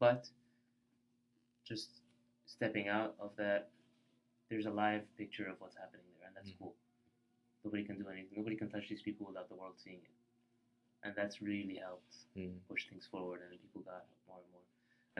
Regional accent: Egypt; the way to school, the pyramids are on the way.

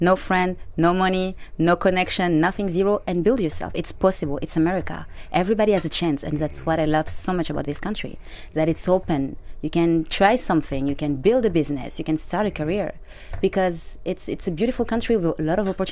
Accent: Bordeaux, Nouvelle-Aquitaine, France; English is a second language; moved away as an adult; also born or lived in Germany / Africa; now in Los Angeles, United States; I grew up in France

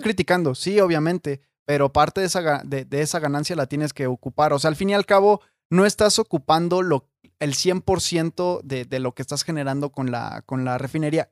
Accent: Mexico; yo lo veo como, como habitante de México o como mexicano

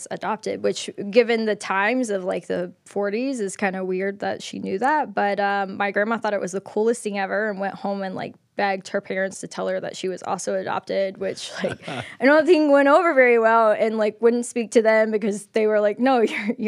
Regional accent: Clemson, South Carolina, United States; moved away as an adult; now in Atlanta, United States; I grew up in Clemson, South Carolina, the town

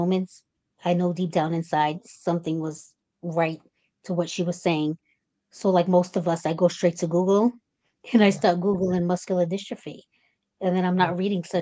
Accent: Cambridge, Massachusetts, United States; I'm 36 years old, and I'm from Cambridge, Massachusetts

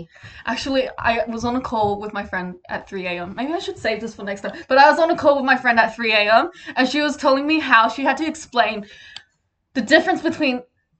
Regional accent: England, United Kingdom; accent: British; I'm from England. I'm a bit British.

